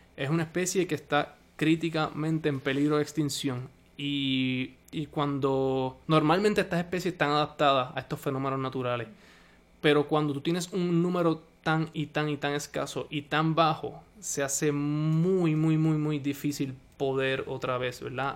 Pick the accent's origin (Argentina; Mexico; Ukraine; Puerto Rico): Puerto Rico; en Puerto Rico, en donde, en donde yo nací, en donde yo me crié